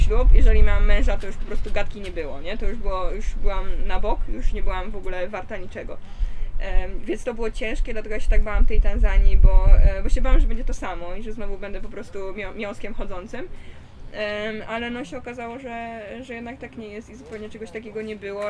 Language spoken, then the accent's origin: Polish; Poland; Jestem z Polski